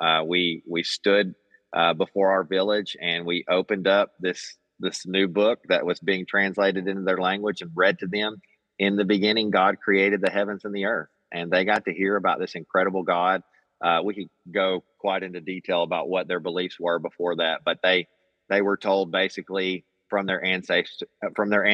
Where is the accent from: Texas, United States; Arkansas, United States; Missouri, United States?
Arkansas, United States; Magnolia; moved away as an adult; also born or lived in Papua New Guinea; I'm from South Arkansas. Grew up here in Magnolia, Arkansas